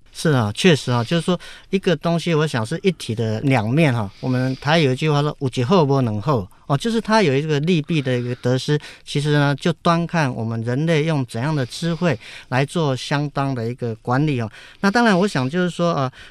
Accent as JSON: {"language": "Chinese", "country": "Taiwan", "said": "我们台湾人"}